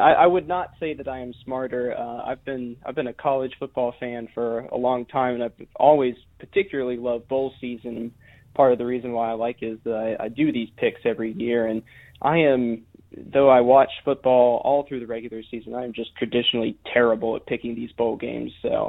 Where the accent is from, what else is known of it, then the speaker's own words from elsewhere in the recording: Huntsville, Alabama, United States; born there; So I was born actually in northern Alabama in Huntsville